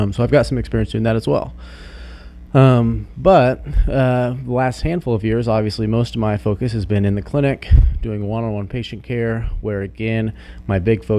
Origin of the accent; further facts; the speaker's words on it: Salina, Kansas, United States; I'm actually originally from Salina. Played baseball, football, basketball in high school.